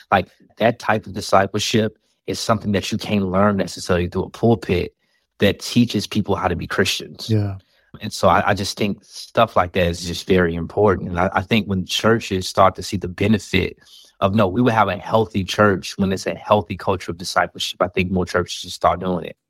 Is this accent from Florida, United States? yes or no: no; Chicago, Illinois, United States; I'm from the South Side of Chicago